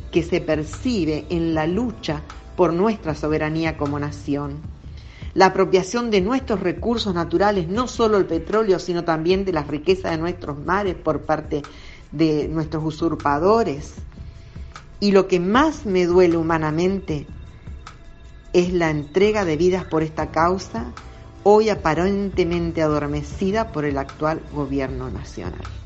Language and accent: Spanish; Argentina; como argentina